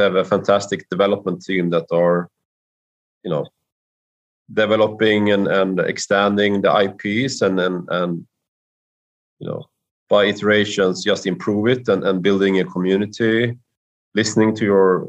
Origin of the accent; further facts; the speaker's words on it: Karlstad, Värmland, Sweden; here to Sweden and to my hometown